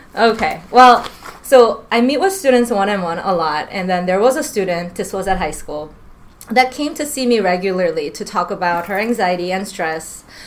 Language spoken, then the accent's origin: English; New York, United States; moved away as an adult; now in Washington, United States; I grew up in New York most of my life